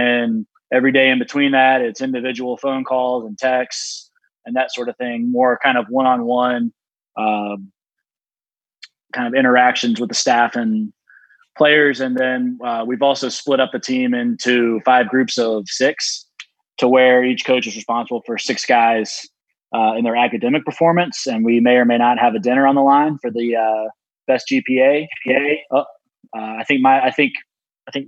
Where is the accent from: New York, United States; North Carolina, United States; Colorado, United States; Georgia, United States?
North Carolina, United States; Charlotte; as a Charlotte native